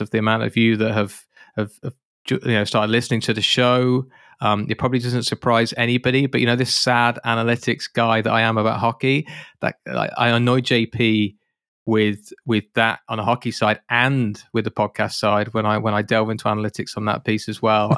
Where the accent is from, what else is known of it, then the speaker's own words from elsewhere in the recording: United Kingdom; being a Brit